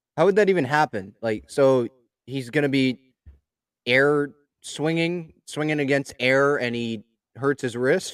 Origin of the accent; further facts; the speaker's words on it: San Diego, California, United States; I was born in San Diego